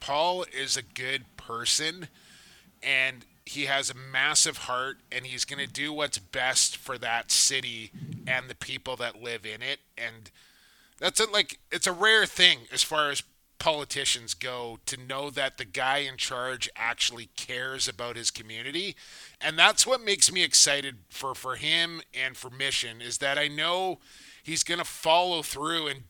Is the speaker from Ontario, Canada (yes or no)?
no; Coquitlam, British Columbia, Canada; right here in my hometown of Coquitlam, BC